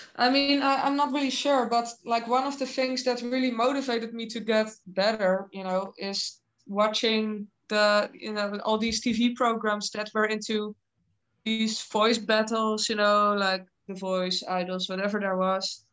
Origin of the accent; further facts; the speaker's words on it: Netherlands; I'm from the Netherlands